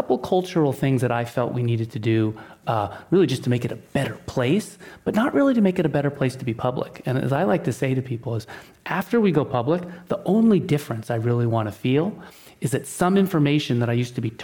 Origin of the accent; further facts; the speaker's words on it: Seattle, Washington, United States; moved away; I grew up in Seattle